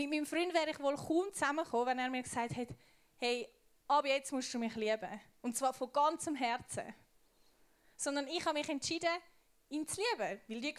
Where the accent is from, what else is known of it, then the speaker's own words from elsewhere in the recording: Switzerland; Ich bin Schweizerin. Ich kann meinen Schweizer Pass verbrennen und was auch immer machen. Ich bleibe Schweizerin.